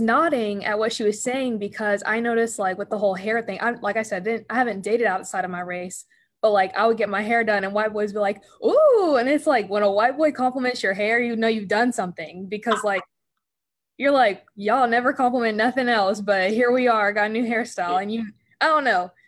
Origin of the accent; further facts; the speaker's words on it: Paulding County, Georgia, United States; in the south and especially where I was growing up in Paulding County